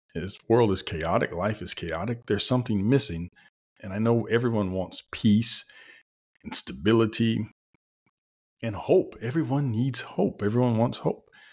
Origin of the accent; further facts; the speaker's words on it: the South, United States; we're both from the South, so, you know, we're from the buckle of the Bible Belt